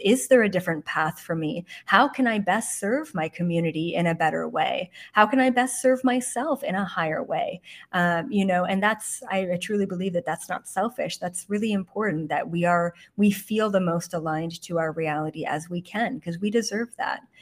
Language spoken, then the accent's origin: English; Canada; moved away as an adult; also born or lived in Toronto; now in West Hollywood, United States; I'm Canadian